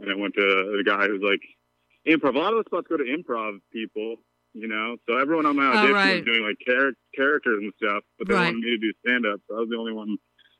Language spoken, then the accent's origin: English; upstate New York, United States; also born or lived in Vermont; now in Brooklyn, United States; And I was born in Vermont, and I moved to upstate New York when I was a baby.